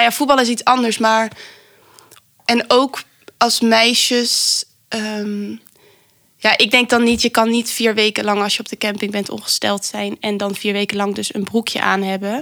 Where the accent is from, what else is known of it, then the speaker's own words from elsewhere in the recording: Venlo, Limburg, Netherlands; moved away; ik kom oorspronkelijk uit Limburg.